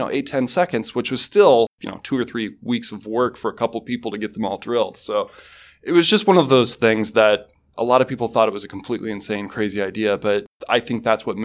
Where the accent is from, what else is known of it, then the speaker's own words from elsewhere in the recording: Mason City, Iowa, United States; also born or lived in Fresno, California; I was born in Fresno, California, but I spent most of my years growing up in Mason City, Iowa.